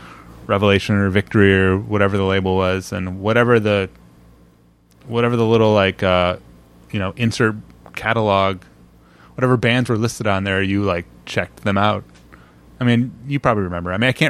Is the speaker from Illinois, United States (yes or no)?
yes; Illinois, United States; born there; also born or lived in Indiana / Brussels; Well, I'm actually, I was born in Illinois and moved around a lot, but yeah. In 1989, I moved to Indiana.